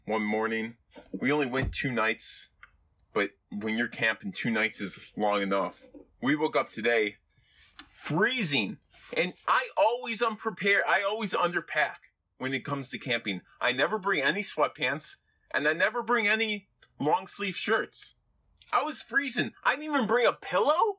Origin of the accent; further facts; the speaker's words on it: Illinois, United States; moved away as an adult; now in Dallas, United States; my hometown in Illinois